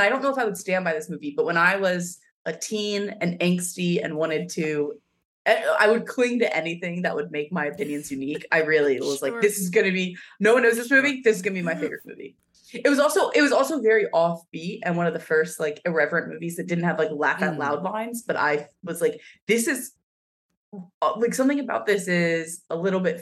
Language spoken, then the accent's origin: English; Pennsylvania, United States; I'm from Pennsylvania